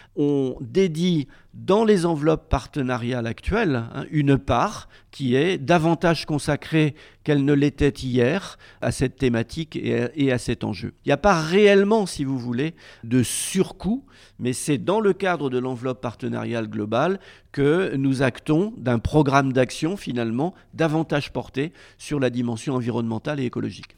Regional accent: Rennes, Brittany, France; je suis originaire de Rennes

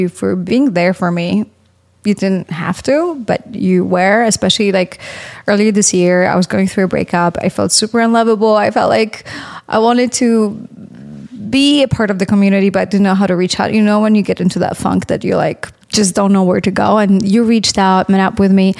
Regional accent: Poland; now in United States; I grew up in Poland

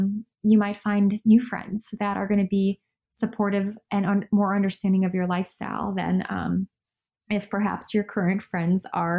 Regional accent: Chicago, Illinois, United States; None of my friends back home in Chicago had it.

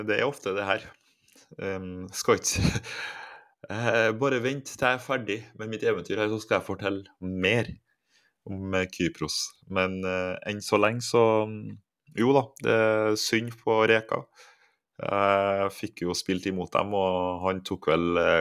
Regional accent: Trondheim, Trøndelag, Norway; moved away as an adult; now in Cyprus; på Halset der jeg vokste opp

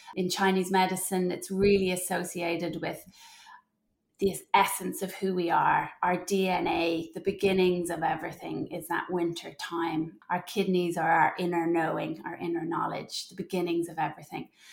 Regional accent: Ireland; moved away as an adult; also born or lived in Germany; I'm from Ireland, and we moved back to Ireland while I was pregnant with my third

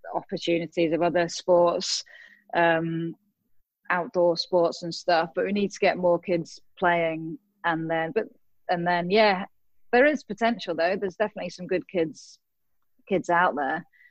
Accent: England, United Kingdom; in my home country in England

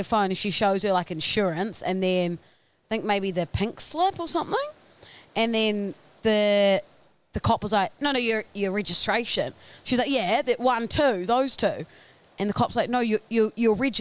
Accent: New Zealand; now in Australia; I grew up in New Zealand

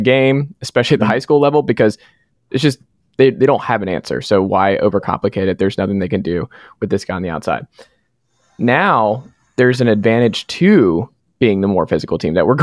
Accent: Atlanta, Georgia, United States; moved away; I'm from Atlanta originally

